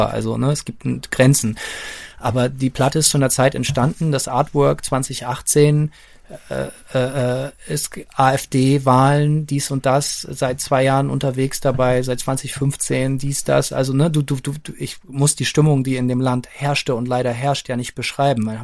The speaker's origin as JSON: {"language": "German", "region": "Bremen", "country": "Germany", "tie": "born or raised there", "said": "wir sind ja beide Bremer, wir sind mit diesem Relief aufgewachsen in der Bremer Innenstadt"}